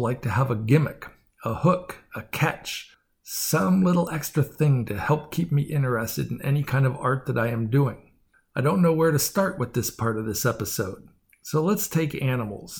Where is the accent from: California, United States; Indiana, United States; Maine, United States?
California, United States; San Francisco Bay Area; now in San Diego, United States; I grew up in the San Francisco Bay Area, so I know my fog.